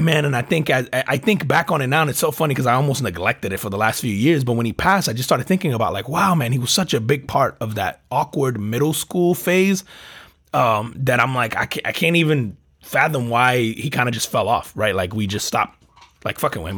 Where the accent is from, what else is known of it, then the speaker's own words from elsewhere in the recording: New Jersey, United States; growing up in New Jersey